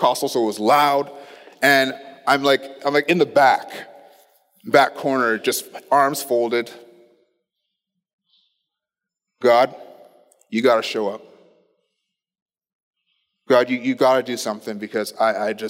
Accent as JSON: {"language": "English", "town": "Ottawa", "region": "Ontario", "country": "Canada", "tie": "born or raised there", "said": "I grew up in Ottawa"}